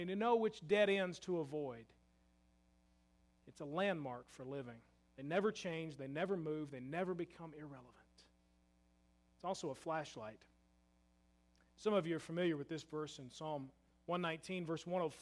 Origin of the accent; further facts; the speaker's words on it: Louisville, Kentucky, United States; I'm from Louisville